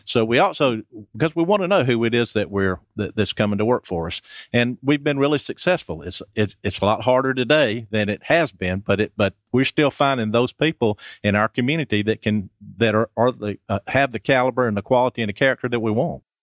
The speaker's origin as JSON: {"language": "English", "town": "Athens", "region": "Georgia", "country": "United States", "tie": "born or raised there", "also_born_or_lived": "Summerville, South Carolina / Snellville, Georgia", "moved": "as an adult", "said": "I was born in Athens a long time ago."}